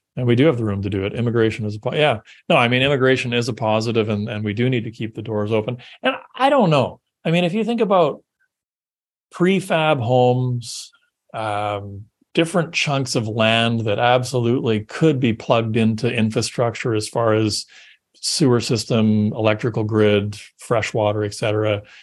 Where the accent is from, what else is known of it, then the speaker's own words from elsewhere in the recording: Canada; I'm Canadian